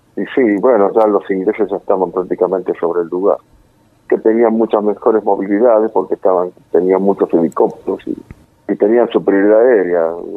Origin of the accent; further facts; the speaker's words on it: Buenos Aires, Argentina; now in San Miguel, Argentina; Palermo, nací en Cabrera, entre Agüero y Gallo